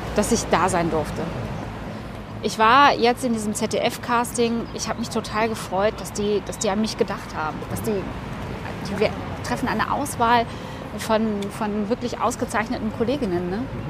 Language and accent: German; North Rhine-Westphalia, Germany; moved away as an adult; now in Cologne, Germany; ich bin Westfälin.